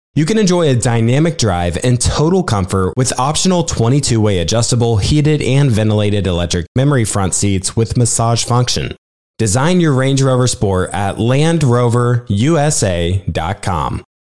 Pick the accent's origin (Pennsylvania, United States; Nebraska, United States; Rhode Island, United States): Nebraska, United States; I'm from Nebraska